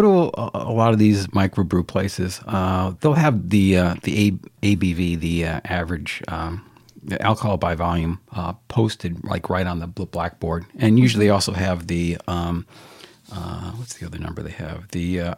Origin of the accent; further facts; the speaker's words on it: Bristol, Connecticut, United States; Bristol, Connecticut, my hometown